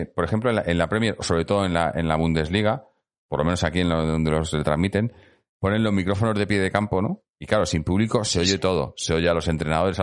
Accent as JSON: {"language": "Spanish", "town": "Madrid", "region": "Community of Madrid", "country": "Spain", "said": "yo, soy de Madrid"}